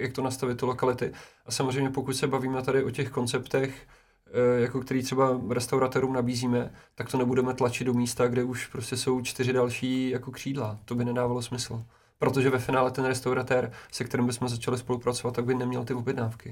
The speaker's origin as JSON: {"language": "Czech", "town": "Česká Lípa", "region": "Liberec Region", "country": "Czechia", "said": "já jsem třeba z Český lípy"}